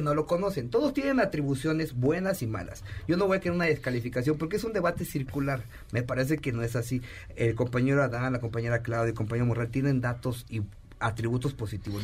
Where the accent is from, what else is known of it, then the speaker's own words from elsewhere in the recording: State of Mexico, Mexico; yo soy del Estado de México